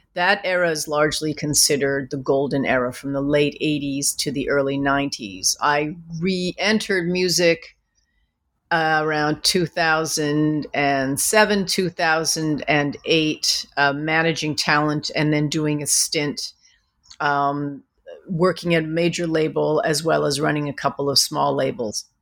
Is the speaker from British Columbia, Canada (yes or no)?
yes; Vancouver, British Columbia, Canada; moved away; growing up in Vancouver, I was a yellow girl in a white world who wanted to be white